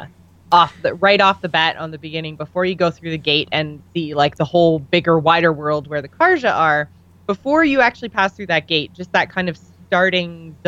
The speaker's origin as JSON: {"language": "English", "country": "Canada", "said": "We're Canadian"}